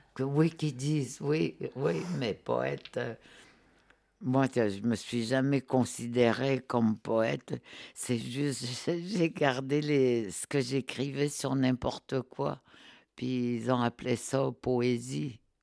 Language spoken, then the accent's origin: French; Nutshimit, Côte-Nord, Quebec, Canada; first language Innu; French is a second language; je viens de, euh, tu sais, de, du Québec, du Québec, sur la côte nord. Mais je suis née dans ce qu'on appelle Notmet